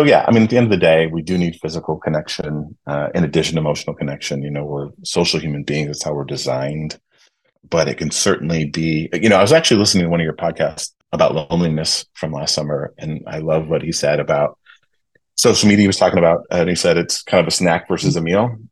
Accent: Michigan, United States; Growing up in Michigan, we used to go to Clear Lake

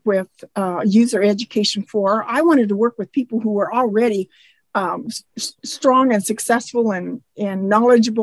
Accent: Eastern Washington, United States; That was in Eastern Washington. When we moved to the farm, and when I was 8 and a half

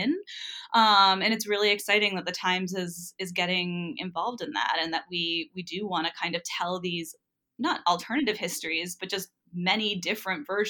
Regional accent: New England, Rhode Island, United States; I grew up in New England and in Rhode Island

